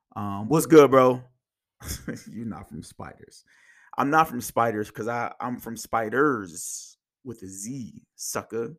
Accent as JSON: {"language": "English", "region": "Indiana", "country": "United States", "tie": "born or raised there", "also_born_or_lived": "Kansas", "said": "I was born in Kansas. I moved to Indiana when I was about five or six"}